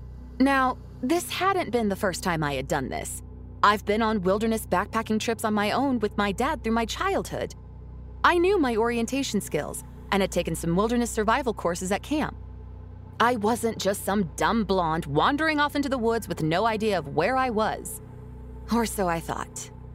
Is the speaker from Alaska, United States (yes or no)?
yes; Anchorage, Alaska, United States; I was born and raised in Anchorage, the only big city in the state. Growing up, we had about 250,000 people in a city it takes about 30 minutes tops to drive across.